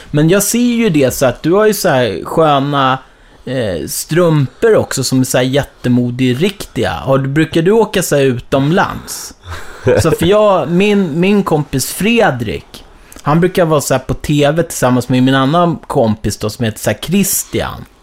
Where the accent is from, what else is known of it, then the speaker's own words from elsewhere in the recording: Bromma, Stockholm County, Sweden; för jag växte upp såhär i Bromma.